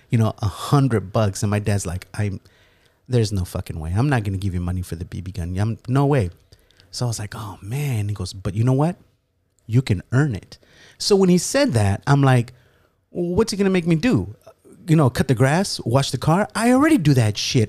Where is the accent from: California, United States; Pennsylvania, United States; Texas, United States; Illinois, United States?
California, United States; Los Angeles; I was born in L